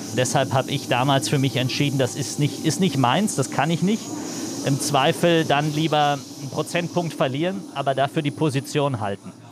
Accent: Berlin, Germany; Ich bin im Osten äh, groß geworden, bin in Berlin aufgewachsen, in Marzahn-Hellersdorf

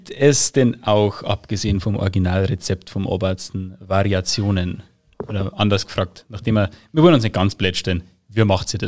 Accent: Bavaria, Germany; die Diskussion war ja bei uns in Bayern nochmal ein Stück krasser

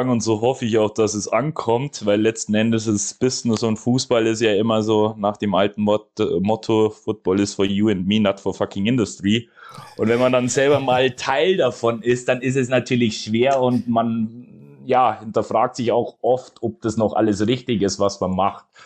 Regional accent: Munich, Bavaria, Germany; Sprich, ich komme aus München, natürlich suche ich mir den Münchner Verein

